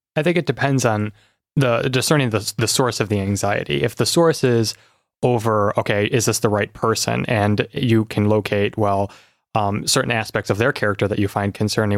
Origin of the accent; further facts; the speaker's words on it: South Lyon, Michigan, United States; also born or lived in Washington, D.C.; I've grown up here in Michigan, as you've said, in South Lyon, so not too far from here